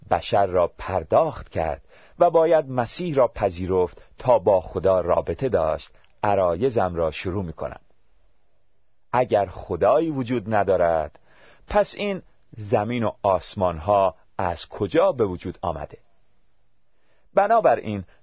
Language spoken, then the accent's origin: Persian; Tehran, Tehran Province, Iran; born there; من در یک خانواده مسلمان و در یکی از محلات شلوغ و قدیمی در تهران به دنیا آمدم